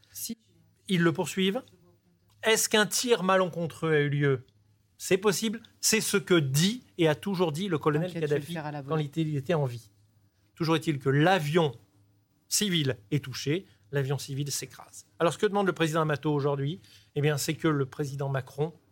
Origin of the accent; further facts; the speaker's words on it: Nice, Provence-Alpes-Côte d'Azur, France; Moi, je suis niçois